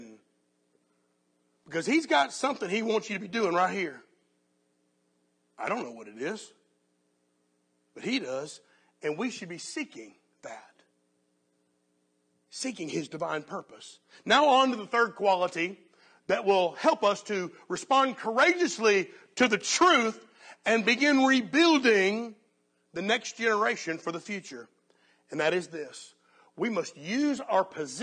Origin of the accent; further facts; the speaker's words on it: United States; as American Christians